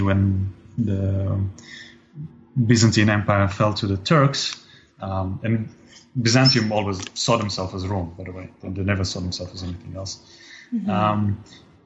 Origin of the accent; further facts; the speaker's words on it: Israel; growing up in Israel